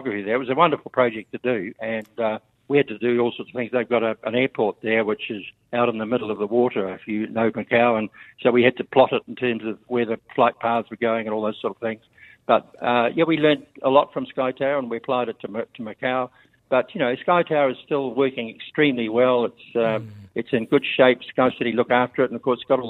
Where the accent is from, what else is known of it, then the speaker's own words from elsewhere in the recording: Lower Hutt, Wellington, New Zealand; also born or lived in Kapiti Coast / Auckland; I grew up in Lower Hutt. I grew up in Wellington.